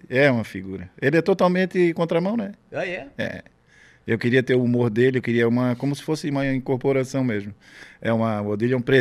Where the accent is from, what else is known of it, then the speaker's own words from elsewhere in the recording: Florianópolis, Santa Catarina, Brazil; Florianópolis, no bairro chamado Saco Grande, hoje é João Paulo.